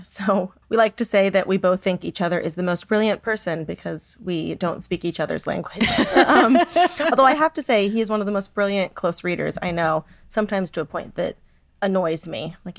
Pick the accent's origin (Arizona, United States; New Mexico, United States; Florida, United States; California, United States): California, United States; San Diego; And I grew up in San Diego. My mother is Cuban American.